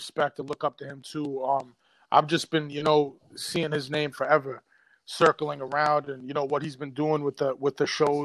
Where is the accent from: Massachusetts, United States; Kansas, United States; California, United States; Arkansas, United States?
Massachusetts, United States; Boston; I'm from Boston